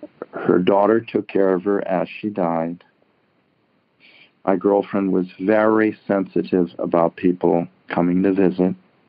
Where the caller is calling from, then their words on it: Larkspur, California, United States; I'm calling from San Francisco, just north, Marin County.